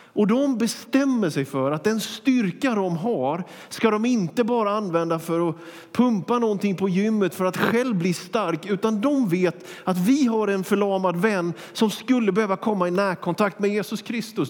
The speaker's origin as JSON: {"language": "Swedish", "region": "Småland", "country": "Sweden", "moved": "yes", "lives_now": "Västerås, Sweden", "said": "jag är ju smålänning"}